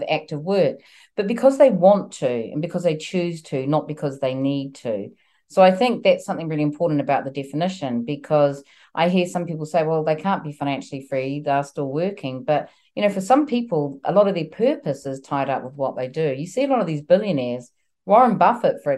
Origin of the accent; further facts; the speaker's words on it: New Zealand; now in United Kingdom; I'm originally from New Zealand and I'm currently here in the UK, and I've been here a long time